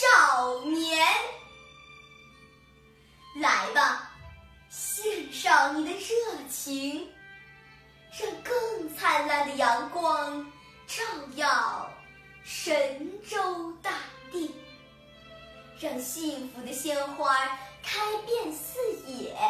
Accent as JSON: {"language": "Chinese", "town": "Nanning", "region": "Guangxi", "country": "China", "said": "我是来自广西南宁的"}